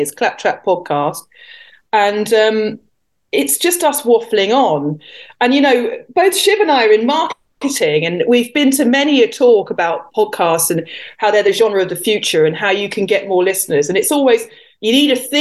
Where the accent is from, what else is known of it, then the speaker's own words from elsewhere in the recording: England, United Kingdom; I am English after all